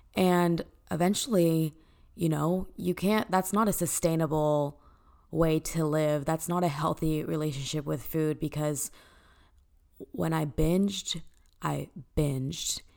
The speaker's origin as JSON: {"language": "English", "town": "Dallas", "region": "Texas", "country": "United States", "tie": "born or raised there", "said": "born and raised in Dallas, Texas"}